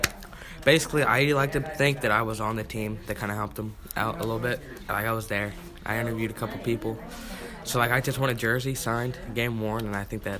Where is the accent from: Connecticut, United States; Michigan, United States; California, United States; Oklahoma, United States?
Oklahoma, United States; Norman; I'm from Norman.